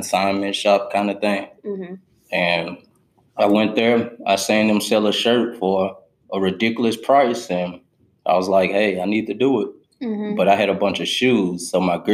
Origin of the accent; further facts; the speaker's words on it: Memphis, Tennessee, United States; I'm 26, I'm from Memphis